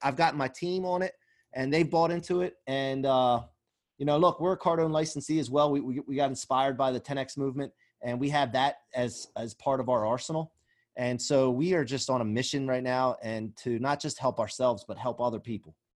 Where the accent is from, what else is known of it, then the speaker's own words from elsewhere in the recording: outside of Philadelphia, Pennsylvania, United States; I grew up outside of Philly